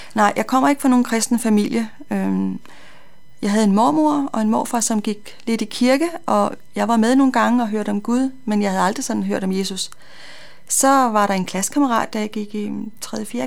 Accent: North Zealand, Capital Region of Denmark, Denmark; moved away as an adult; now in Copenhagen, Denmark; jeg kommer fra Nordsjælland, øh, har boet der i mange, mange år

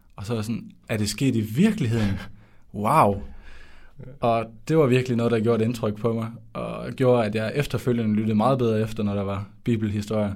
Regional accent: Skjern, Central Denmark Region, Denmark; moved away as an adult; now in Odense, Denmark; jeg kommer fra Skjern i Vestjylland. Øh, men nu bor jeg i Volsmose i Odense, og det har jeg gjort i tre år

